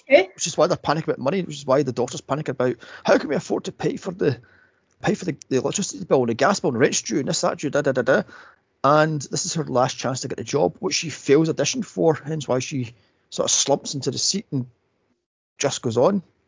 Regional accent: United States; now in United Kingdom; I'm an American

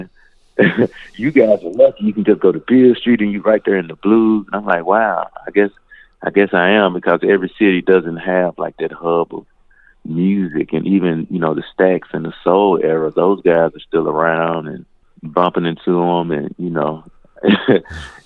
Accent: Memphis, Tennessee, United States; I'm from Memphis

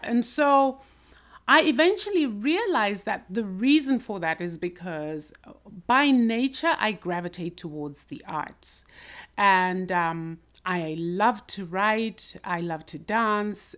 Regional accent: Zimbabwe; I grew up in Zimbabwe and basically went through the school system

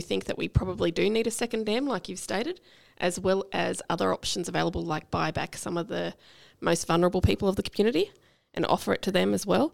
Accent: Londonderry, New South Wales, Australia; I grew up in Londonderry, and we used to get in canoes and boats and go down Bennett Road

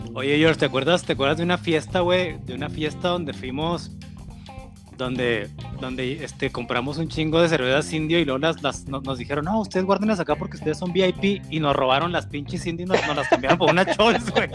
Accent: northern Mexico, Mexico

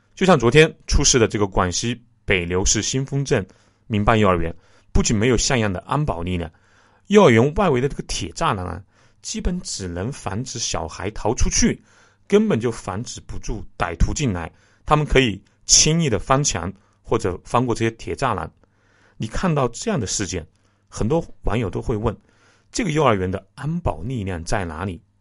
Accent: Jingzhou, Hubei, China; 我的家乡是湖北荆州沙市区

